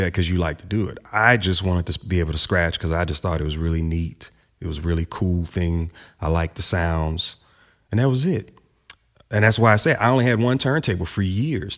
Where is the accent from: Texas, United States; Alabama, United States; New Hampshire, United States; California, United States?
Texas, United States; Houston; Growing up in Houston